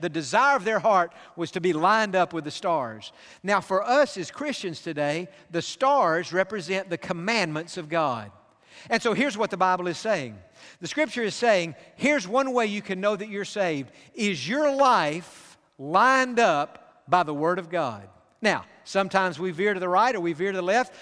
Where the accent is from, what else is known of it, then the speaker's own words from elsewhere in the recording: Pasadena, California, United States; I grew up in Pasadena.